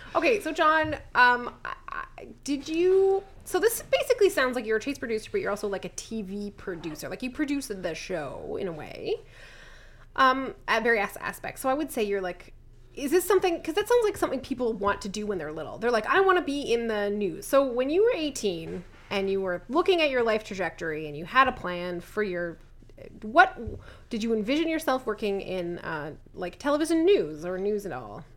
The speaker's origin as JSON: {"language": "English", "region": "Southern Ontario", "country": "Canada", "said": "I'm from Southern Ontario"}